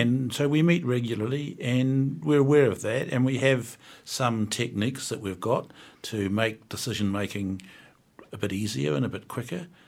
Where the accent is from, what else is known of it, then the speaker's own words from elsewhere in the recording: Wellington, New Zealand; I'm from the North Wellington